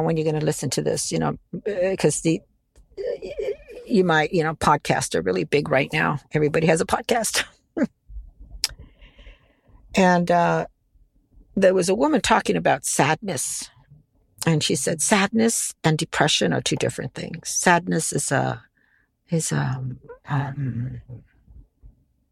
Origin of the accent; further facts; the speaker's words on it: United States; This is where I grew up in America